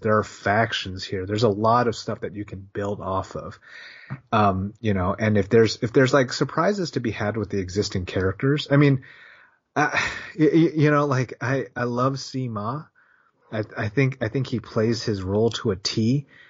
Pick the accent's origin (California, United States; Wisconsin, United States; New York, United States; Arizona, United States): California, United States; Bay Area; we grew up in the Bay Area